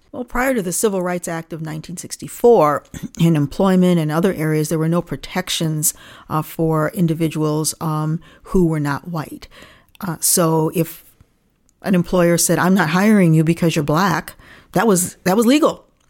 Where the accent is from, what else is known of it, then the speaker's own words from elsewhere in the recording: Niagara Falls, New York, United States; also born or lived in Rochester, New York; I grew up in Niagara Falls, New York, and my parents are Canadians.